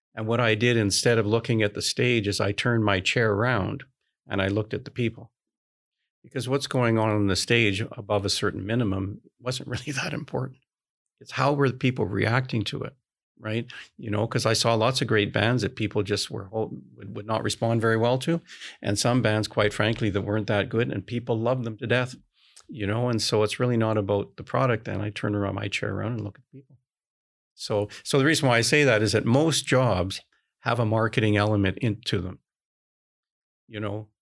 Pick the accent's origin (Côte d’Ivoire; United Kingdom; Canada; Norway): Canada; I'm Canadian